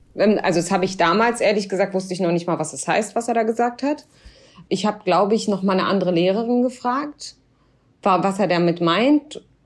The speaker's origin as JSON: {"language": "German", "country": "Germany", "said": "ich war immer so stolze Deutsche"}